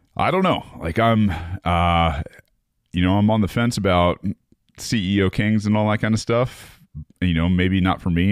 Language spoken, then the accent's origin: English; United States